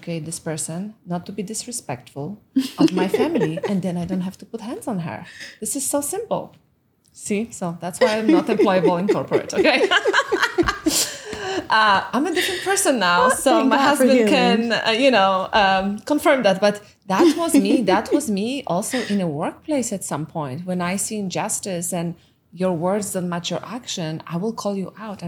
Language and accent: English; Poland; English is a second language; moved away; My mom is Russian and I was growing up in Poland during communism